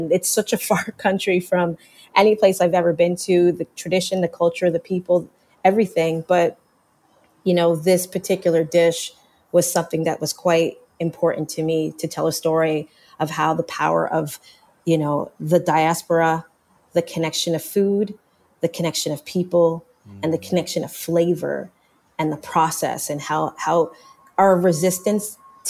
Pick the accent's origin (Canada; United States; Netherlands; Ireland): Canada; as a Jamaican Canadian, now born American, but non-American person